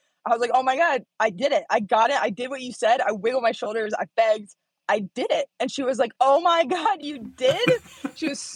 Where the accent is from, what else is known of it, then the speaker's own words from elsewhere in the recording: Bloomington, Indiana, United States; moved away as an adult; now in Reno, United States; Bloomington, Indiana. Yep. Middle of nowhere